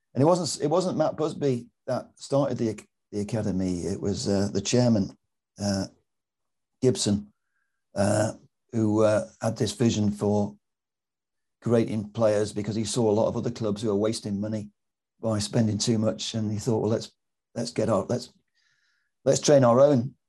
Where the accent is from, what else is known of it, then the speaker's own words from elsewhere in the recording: Manchester, North West England, United Kingdom; I'm a Mancunian Malteser because my mum's from Malta